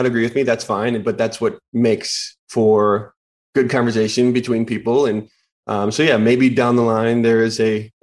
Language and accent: English; Wisconsin, United States; my home state team